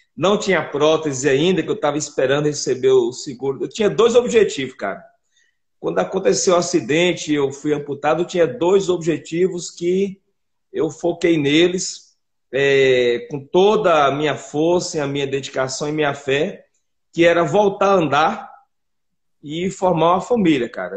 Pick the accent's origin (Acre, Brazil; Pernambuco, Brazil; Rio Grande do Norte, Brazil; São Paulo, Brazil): Rio Grande do Norte, Brazil; now in Belo Horizonte, Brazil; eu sou natural do Rio Grande do Norte. Eu vim para BH em 2003